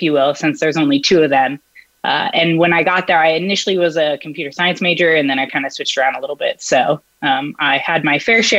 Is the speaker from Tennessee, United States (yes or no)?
no; Hemet, California, United States; I actually grew up in Hemet, California, where Alethea went to high school.